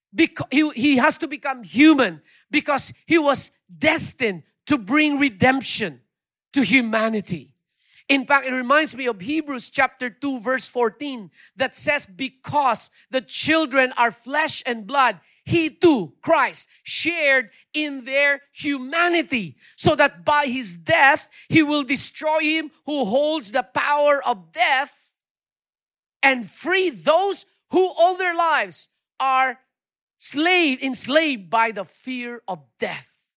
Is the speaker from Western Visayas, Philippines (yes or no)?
yes; Iloilo City, Western Visayas, Philippines; moved away; I'm from Iloilo myself